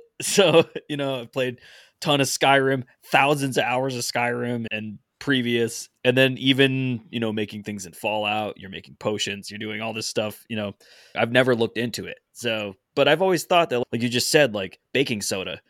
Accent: New England, United States; we're all from New England

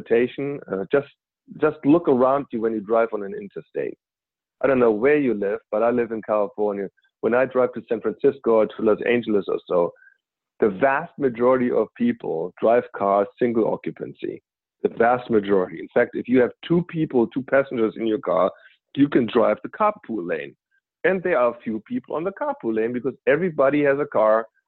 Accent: Germany; moved away; I'm originally from Germany

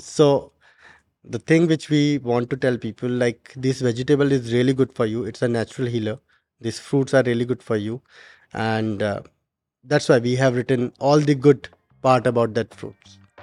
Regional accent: Uttarakhand, India; now in Dubai, United Arab Emirates; I'm from Uttarakhand

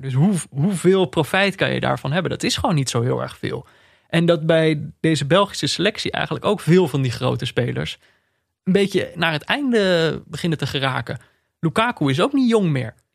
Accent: Netherlands; als Nederlander

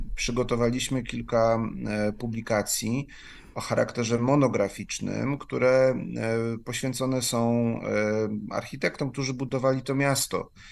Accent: Kielce, Świętokrzyskie Voivodeship, Poland; moved away as an adult; now in Kraków, Poland; nie urodziłem się w Krakowie, natomiast mieszkam tutaj już ho, ho, ho ponad ćwierć wieku. Także e, w pewien sposób się zadomowiłem w Krakowie, ale e, pochodzę z Kielc

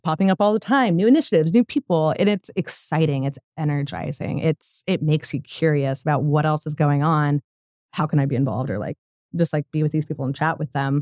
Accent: Colorado, United States; moved away as an adult; now in Tulsa, United States; I grew up in Colorado, moved here about five years ago

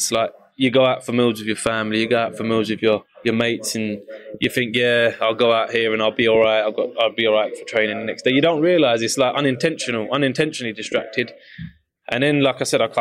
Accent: United Kingdom; especially being British

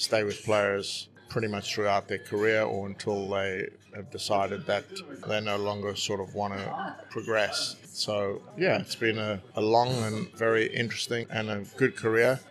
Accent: South Africa; also born or lived in United States; now in United Kingdom; I grew up in South Africa

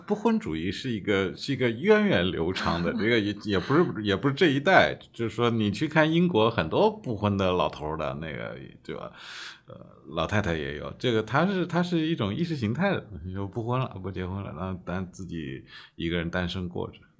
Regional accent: Suzhou, Jiangsu, China; 我家乡苏州，在我小的时候的话，多少人口？七十万市里面

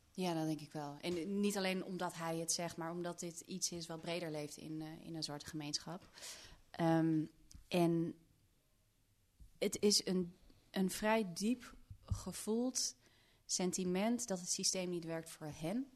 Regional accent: Netherlands; ik kom natuurlijk uit Nederland en in Nederland zijn we toch iets dempender

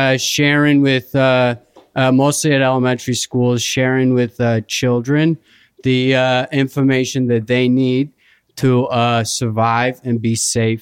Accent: northeastern United States, United States; accent: non-rhotic; I am from an area in the northeastern United States where we do speak with a non-rhotic accent.

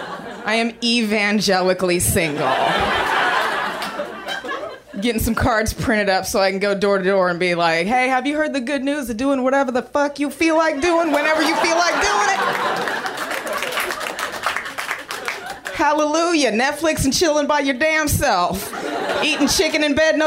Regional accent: Austin, Texas, United States; moved away as an adult; I'm from Austin, Texas

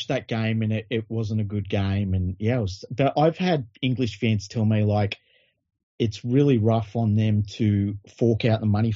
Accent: Sydney, New South Wales, Australia; I loved growing up in Tregear.

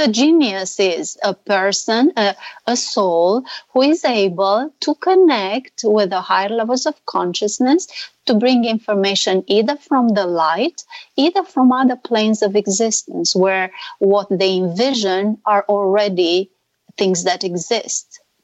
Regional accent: Romania; now in California, United States; I'm not Hungarian. I'm from Romania

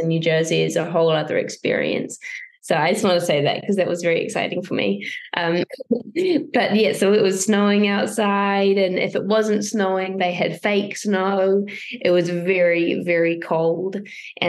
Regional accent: New Zealand; I'm from New Zealand

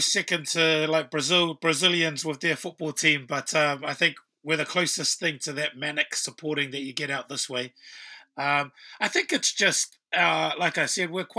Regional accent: New Zealand; those of us that have been born and bred in New Zealand

